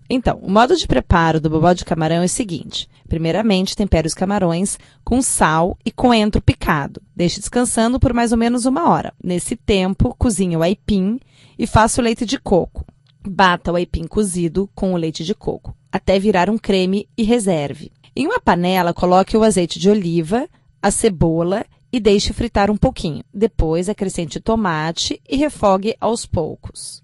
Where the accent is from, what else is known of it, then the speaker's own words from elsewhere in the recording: Brazil; Nós, como brasileiras